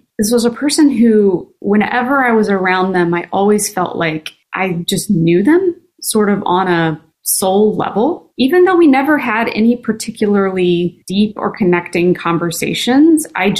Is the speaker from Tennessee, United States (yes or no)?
yes; Tennessee, United States; accent: Southern; I wish I still had my Southern accent, which I definitely had, and a strong Tennessee accent, but I have lost it living amongst the Yankees for so many years.